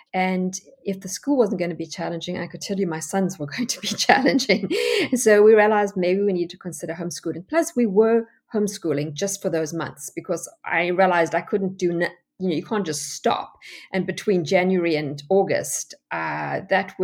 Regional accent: South Africa; moved away as an adult; now in United States; you can hear from my accent that I'm not American. Well, I am American. I have my American citizenship now, but I actually come from South Africa

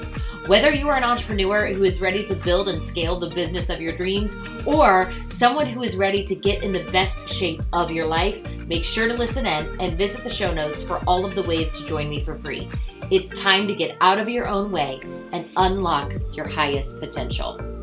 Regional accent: Indiana, United States; I'm from Indiana.

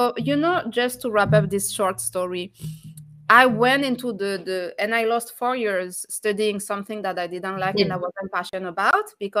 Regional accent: France; moved away; I'm French. I was born and raised in France, but I'm from North African background. I'm from originally from Tunisia

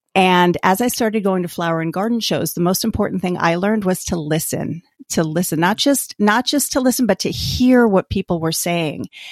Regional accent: Albany, New York, United States; moved away as an adult; now in New Jersey, United States; I grew up in Albany, New York

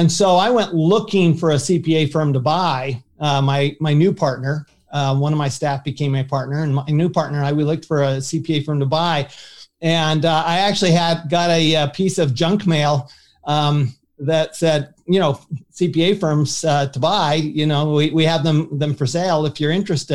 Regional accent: Salt Lake City, Utah, United States; also born or lived in Paris, France; I grew up in Salt Lake City, Utah

